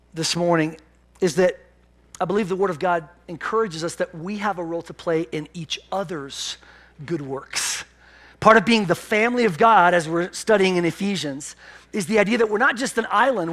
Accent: Pennsylvania, United States; moved away; I'm from Pennsylvania

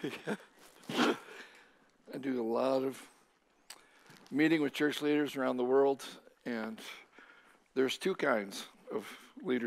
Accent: Japan; moved away as an adult; also born or lived in Southern Oregon; now in United States; I was born and raised in Japan. Spent 18 years there.

